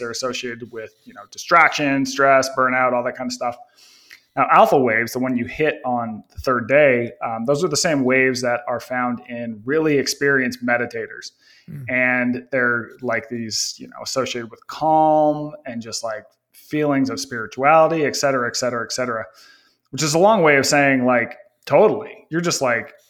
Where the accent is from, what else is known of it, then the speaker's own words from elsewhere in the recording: Northern Utah, United States; I grew up in Northern Utah